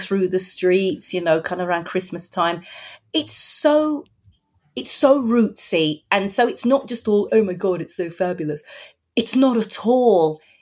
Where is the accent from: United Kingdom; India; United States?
United Kingdom; I was born in Britain, raised in Britain